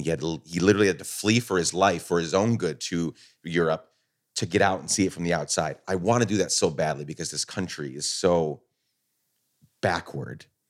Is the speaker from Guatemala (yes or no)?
yes; Guatemala; also born or lived in New York, United States; now in United States; I was born in New York, grew up, my dad's a Guatemalan immigrant, grew up in Guatemala